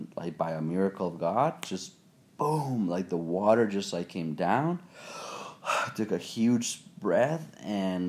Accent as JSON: {"language": "English", "country": "Mexico", "tie": "born or raised there", "said": "I was born and raised in Mexico"}